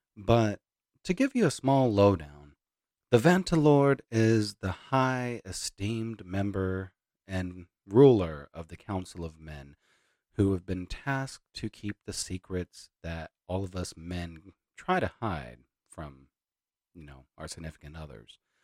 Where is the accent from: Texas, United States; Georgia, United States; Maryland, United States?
Texas, United States; Hereford; moved away; also born or lived in Amarillo; my hometown of Hereford